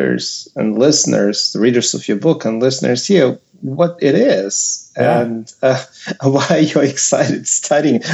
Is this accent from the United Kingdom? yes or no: no; Ukraine; moved away; my home country where I was born